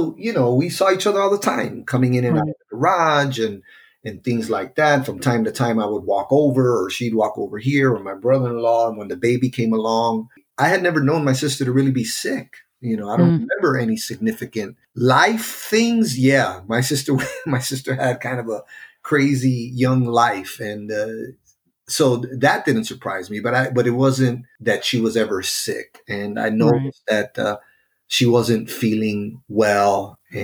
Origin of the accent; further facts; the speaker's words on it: Chicago, Illinois, United States; also born or lived in North Lawndale, Chicago; I grew up in Humble Park, worked in Humble Park, spent my entire life up until that point on that side of the city in Humble Park